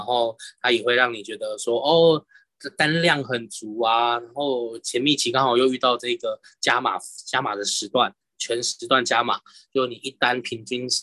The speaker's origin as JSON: {"language": "Chinese", "town": "Keelung", "country": "Taiwan", "said": "因为我是基隆人嘛"}